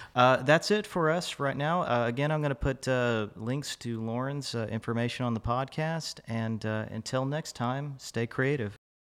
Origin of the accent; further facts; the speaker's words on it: Fort Worth, Texas, United States; moved away as an adult; now in Dallas, United States; I'm a native of Fort Worth. I lived here most of my life, uh, transitioned to Dallas